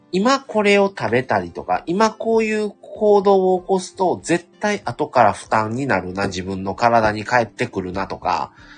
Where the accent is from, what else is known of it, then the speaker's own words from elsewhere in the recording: Kansai, Japan; ずっと関西に留まってた